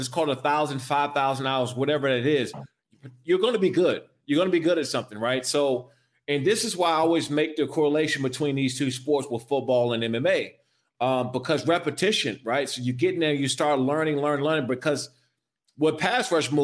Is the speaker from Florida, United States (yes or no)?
no; Prince George's County, Maryland, United States; moved away as an adult; I came from Prince George's County, Maryland